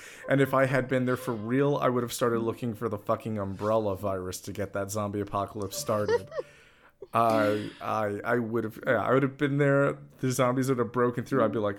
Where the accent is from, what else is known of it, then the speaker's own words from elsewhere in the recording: New York, United States; it's because I'm from New York